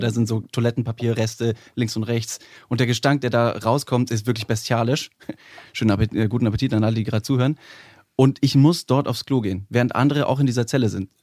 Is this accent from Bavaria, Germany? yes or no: yes; Ingolstadt, Bavaria, Germany; now in Cologne, Germany; Ich komme ursprünglich aus Ingolstadt, wohne seit siebeneinhalb Jahren.